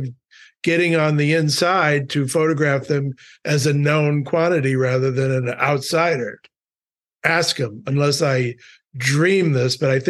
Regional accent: Milwaukee, Wisconsin, United States; Just growing up in Milwaukee, again, it's just down the road.

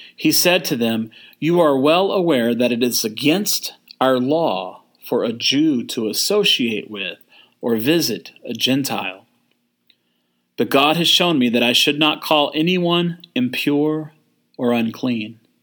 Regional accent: Texas, United States; moved away; My identity is being born and raised in the great, though small, country of Texas.

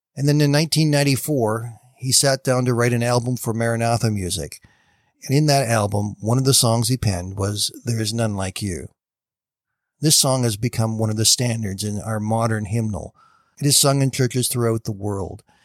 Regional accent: Canada; I am a Canadian

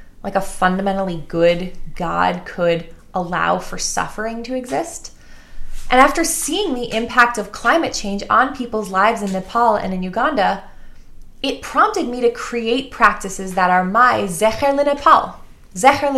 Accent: Glencoe, Illinois, United States; I grew up in Glencoe, right? I grew up in the North Shore of Chicago

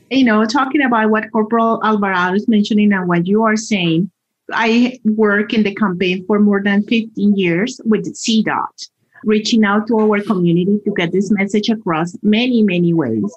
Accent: Colombia; moved away as an adult; now in Colorado, United States; I am originally from Colombia and I have been in this wonderful state for more than 20 years

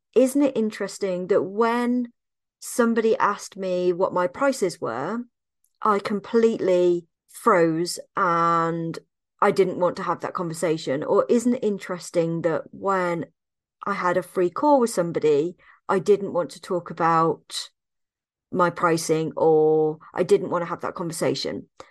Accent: Evesham, West Midlands, United Kingdom; moved away; my hometown of Evesham in Worcestershire

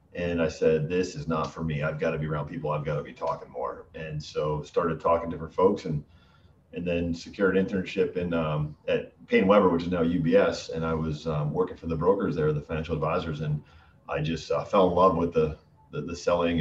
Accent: Western Massachusetts, United States; accent: Connecticut vanilla; moved away as an adult; now in Boston area, United States; I'm from Western Massachusetts, so I don't have. I have the sort of the Connecticut vanilla vanilla accent

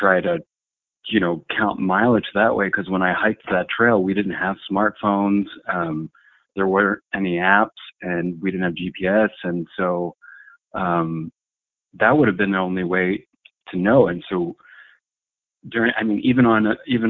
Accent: United States; I'm a American professional long-distance backpacker

